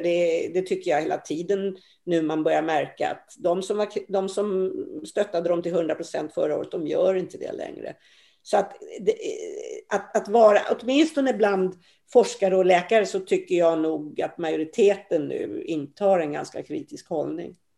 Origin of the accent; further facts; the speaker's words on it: Sweden; vi svenskar